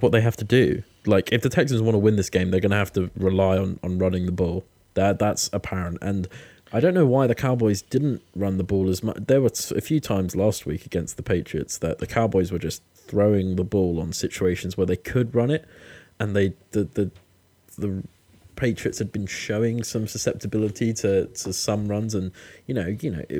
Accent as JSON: {"language": "English", "country": "United Kingdom", "said": "I'm also British"}